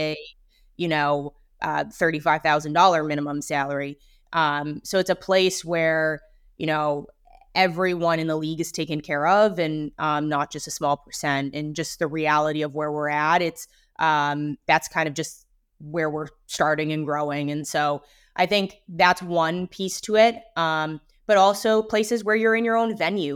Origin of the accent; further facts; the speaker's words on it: Vancouver, British Columbia, Canada; grew up in Vancouver